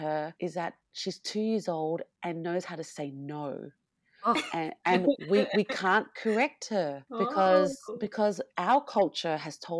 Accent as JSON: {"language": "English", "country": "Australia", "said": "us being Asian Australian"}